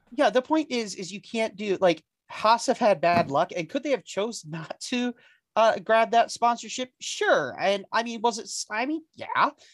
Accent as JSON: {"language": "English", "country": "United States", "said": "I'm an American"}